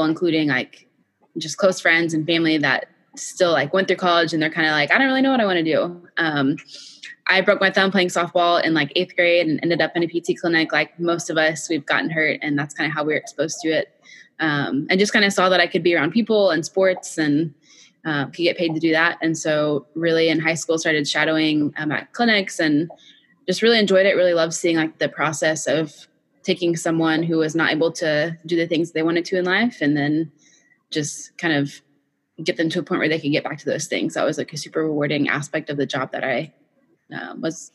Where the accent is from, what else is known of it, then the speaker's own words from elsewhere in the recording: Fort Worth, Texas, United States; I was born and raised in Fort Worth, Texas